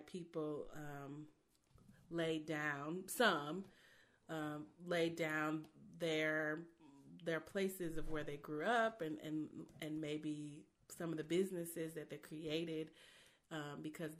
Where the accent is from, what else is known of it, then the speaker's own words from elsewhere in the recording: Baldwin, Missouri, United States; I grew up in Baldwin. My parents, who both lived in the city as children, decided to purchase a home in Baldwin, Missouri. And so that's where I spent my entire childhood